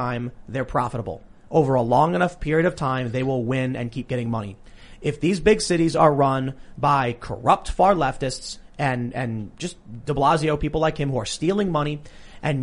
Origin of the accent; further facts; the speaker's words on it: Chicago, Illinois, United States; I growing up in Chicago